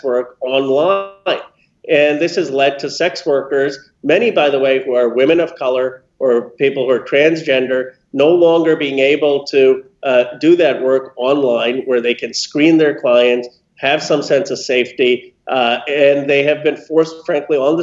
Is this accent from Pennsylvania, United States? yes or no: yes; Philadelphia, Pennsylvania, United States; I was born in Philadelphia, and I got to go to a good public school